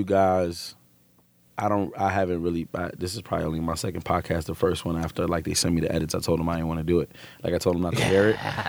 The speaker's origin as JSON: {"language": "English", "town": "New York City", "region": "New York", "country": "United States", "said": "I'm a nigga from Brooklyn."}